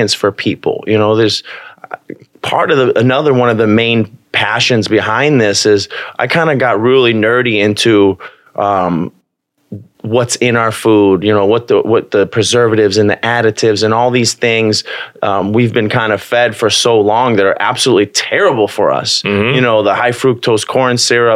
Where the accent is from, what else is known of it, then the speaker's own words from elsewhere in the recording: Bolingbrook, Illinois, United States; I grew up in Bolingbrook